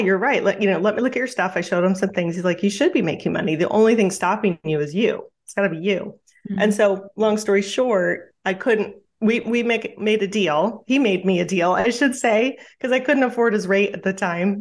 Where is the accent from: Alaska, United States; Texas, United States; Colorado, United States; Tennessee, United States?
Alaska, United States; Juneau; I grew up in Juneau, Alaska, and very small town, like 30,000 people on the island there